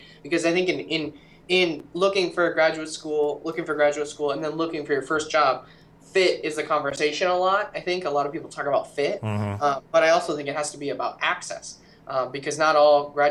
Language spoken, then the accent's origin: English; Henderson, Nebraska, United States; moved away as an adult; now in Spokane, United States; I grew up in that small town, Henderson